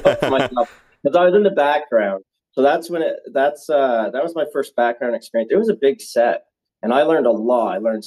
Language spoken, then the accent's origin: English; Nova Scotia, Canada; moved away; also born or lived in Niagara Falls, Ontario; I'm originally from Nova Scotia on the East Coast